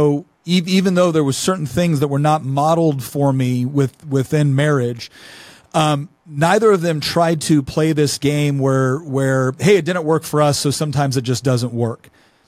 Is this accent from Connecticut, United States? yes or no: no; Chico, California, United States; also born or lived in Los Angeles; I grew up in Northern California in Chico.